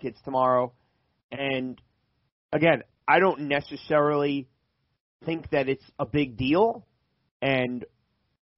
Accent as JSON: {"language": "English", "region": "New Jersey", "country": "United States", "tie": "born or raised there", "said": "growing up in South Jersey"}